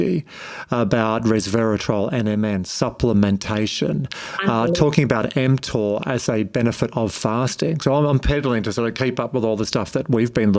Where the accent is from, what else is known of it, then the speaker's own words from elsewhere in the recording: Wagga Wagga, New South Wales, Australia; I was born in Wagga, so hello to all my friends in the Riverina